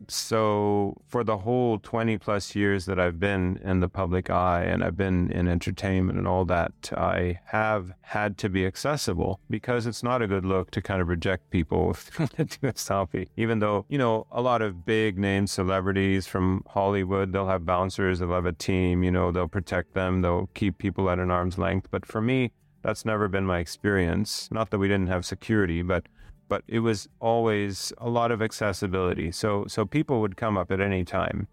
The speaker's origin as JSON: {"language": "English", "country": "Sweden", "moved": "yes", "lives_now": "Thailand", "said": "my heritage is Swedish. So I'm from Sweden"}